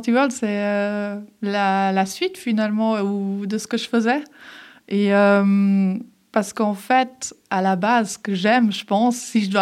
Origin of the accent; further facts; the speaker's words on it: Geneva, Switzerland; also born or lived in Herdecke, Germany; je suis née à Herdecke, en fait, en Allemagne, et euh, j'ai grandi euh, à Genève parce que je suis venue à Genève à mes 11 ans.